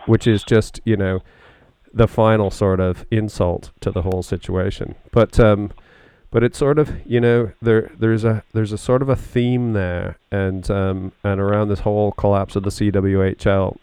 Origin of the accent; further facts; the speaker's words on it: Canada; now in United Kingdom; as a Canadian